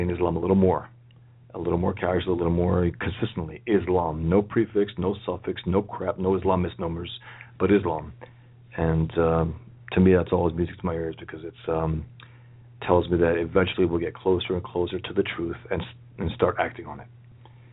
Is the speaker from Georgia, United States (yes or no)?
no; New York City, New York, United States; I was born and raised here in the Bronx, you know, New York, America.